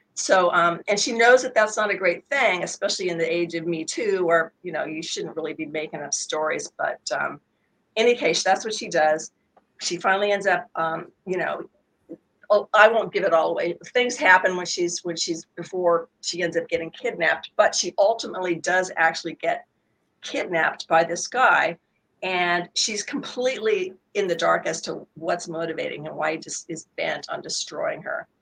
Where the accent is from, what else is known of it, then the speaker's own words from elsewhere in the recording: Sacramento, California, United States; Sacramento, which is my hometown